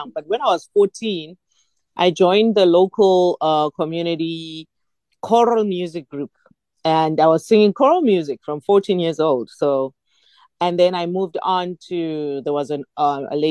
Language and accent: English; Nelspruit, Mpumalanga, South Africa; moved away as an adult; now in Johannesburg, South Africa; I was born in Nelspruit, Mpumalanga, and I came to Johannesburg to study, and I ended up being based there